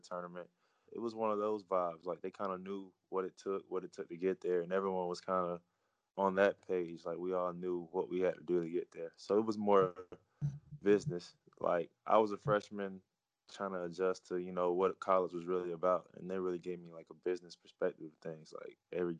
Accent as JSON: {"language": "English", "town": "Atlanta", "region": "Georgia", "country": "United States", "moved": "as an adult", "lives_now": "Netherlands", "said": "I'm from Atlanta, Georgia"}